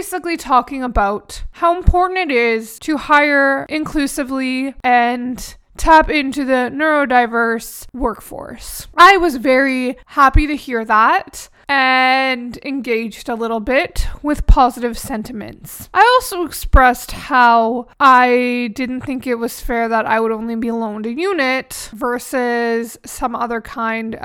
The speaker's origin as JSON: {"language": "English", "country": "Canada", "said": "I'm Canadian"}